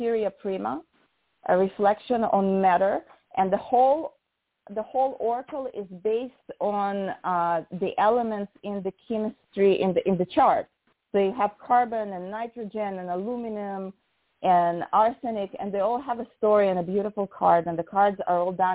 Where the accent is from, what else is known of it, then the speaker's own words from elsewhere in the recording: Russia; moved away; what I grew up with in Russia, 36 cards